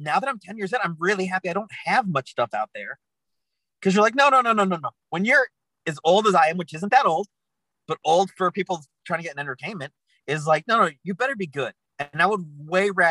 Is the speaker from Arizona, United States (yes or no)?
yes; Tucson, Arizona, United States; moved away as an adult; now in Los Angeles, United States; I'm from Tucson, Arizona